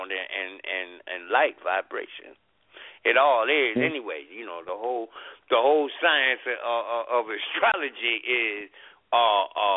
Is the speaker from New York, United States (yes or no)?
no; Washington, District of Columbia, United States; now in Baltimore, United States; I grew up in Washington, D.C.